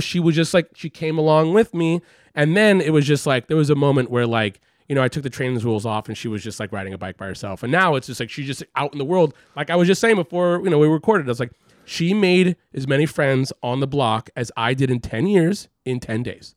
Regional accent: Los Angeles, California, United States; moved away as an adult; also born or lived in San Francisco; now in New York, United States; I grew up in Los Angeles

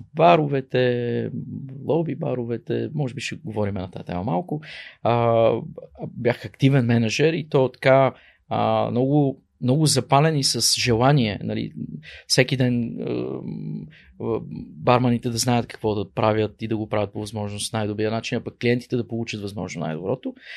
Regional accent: Pazardzhik, Pazardzhik Province, Bulgaria; moved away as an adult; also born or lived in Czech Republic / United States; Аз съм родом Пазарджиклия. Там съм роден, израсъл до а, завършване на средното ми образование

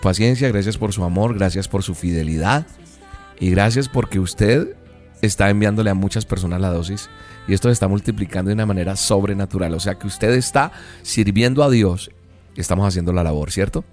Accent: Colombia; en Colombia, mi tierra amada, en Bogotá

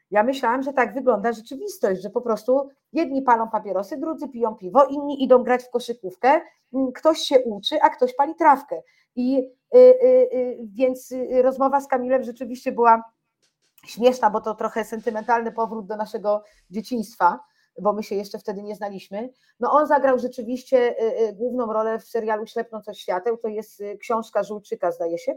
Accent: Warsaw, Masovian Voivodeship, Poland; bo ja sama wychowałam się na Ursynowie, to była taka dzielnica, jest taka dzielnica, gdzie rzeczywiście tych narkotyków zawsze było więcej niż gdzie indziej

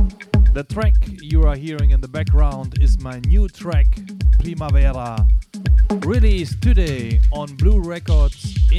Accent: Cologne, North Rhine-Westphalia, Germany; From my hometown, Cologne

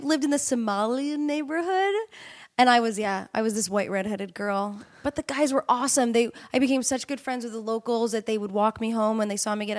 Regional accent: Middletown, New York, United States; No, I grew up in Middletown, New York. My parents are from Queens, but I grew up about an hour north of the city.

